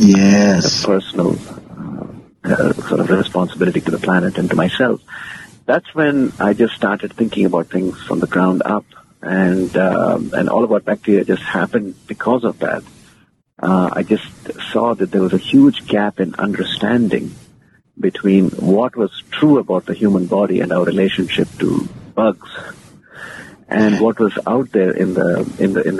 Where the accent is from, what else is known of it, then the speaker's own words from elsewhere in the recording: India; moved away as an adult; also born or lived in United States / London, United Kingdom; born and raised in India, and now I'm back there.